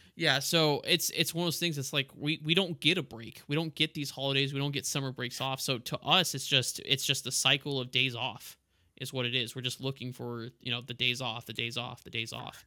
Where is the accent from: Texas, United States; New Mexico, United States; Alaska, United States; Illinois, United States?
Texas, United States; El Paso; moved away; also born or lived in Florida; I grew up in El Paso